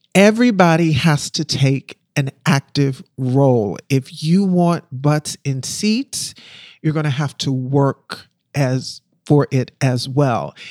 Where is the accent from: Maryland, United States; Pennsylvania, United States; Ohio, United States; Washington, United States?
Pennsylvania, United States; Philadelphia; moved away as an adult; also born or lived in Harlem, New York / Brooklyn, New York; I'm from Philadelphia. I was born and raised in Philly. I'm still a Philly girl.